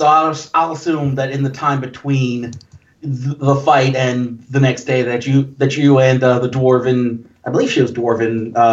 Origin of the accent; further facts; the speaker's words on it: Ohio, United States; Also, I am from Ohio